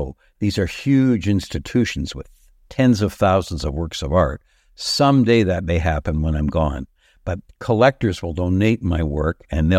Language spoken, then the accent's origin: English; Canada; It may seem like a lot for Canadians, but here I am at 81. If I am like a Canadian David Hockney or an Andy Warhol, our country has yet to allow living artists to reach that height in terms of sales.